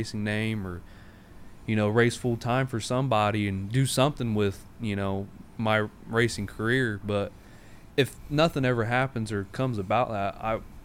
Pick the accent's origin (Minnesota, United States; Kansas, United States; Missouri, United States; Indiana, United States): Indiana, United States; Indianapolis; my hometown